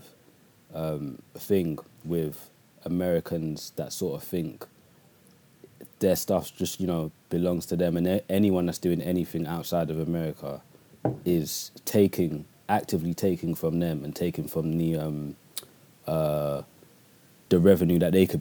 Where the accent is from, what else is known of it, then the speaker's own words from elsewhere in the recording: London, United Kingdom; we're from London